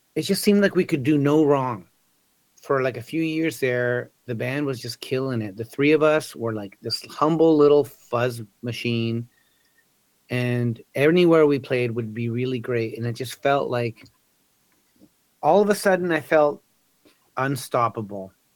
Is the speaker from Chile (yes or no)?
yes; Chile; now in Canada; I'm Chilean, right? I was born in Chile